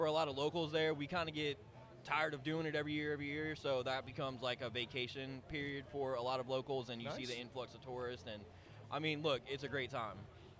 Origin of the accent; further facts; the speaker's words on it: New Orleans, Louisiana, United States; I'm from New Orleans.